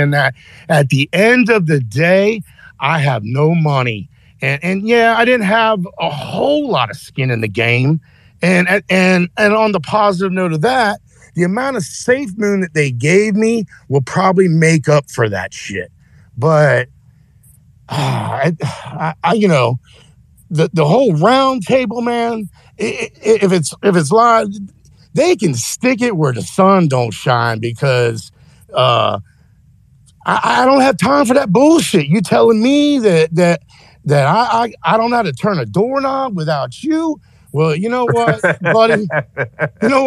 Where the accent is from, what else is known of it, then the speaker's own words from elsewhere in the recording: United States; as an American